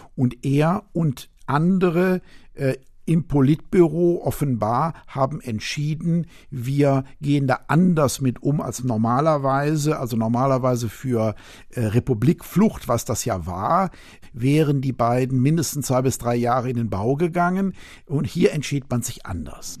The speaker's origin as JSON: {"language": "German", "region": "West Germany", "country": "Germany", "tie": "born or raised there", "said": "im Westen, wo ich aufgewachsen bin"}